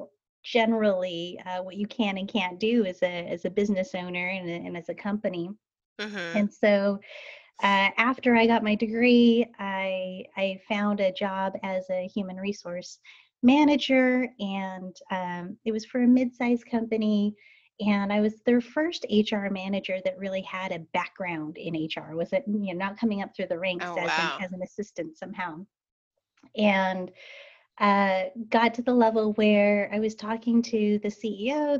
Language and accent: English; Salt Lake City, Utah, United States; now in Portland, United States; I was born and raised in Salt Lake City, Utah